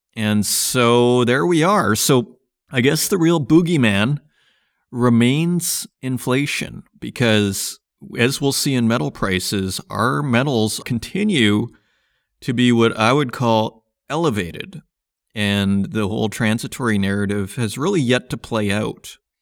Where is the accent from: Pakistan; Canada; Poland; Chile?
Canada; Saskatchewan; now in Berlin, Germany; I grew up in Saskatchewan